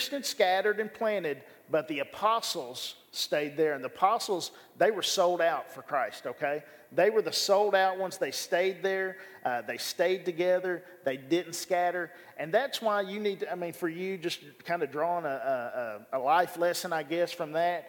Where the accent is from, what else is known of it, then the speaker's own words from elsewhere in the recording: Bryant, Arkansas, United States; I grew up here in Bryan, Arkansas